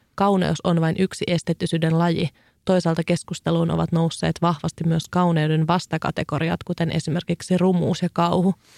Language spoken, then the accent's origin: Finnish; Kouvola, Kymenlaakso, Finland; mä olin lapsena, ö, asuin Kouvolassa